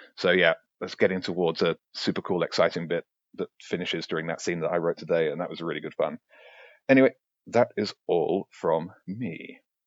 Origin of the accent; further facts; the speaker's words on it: Brighton, South East England, United Kingdom; I'm a guy from Brighton who likes writing.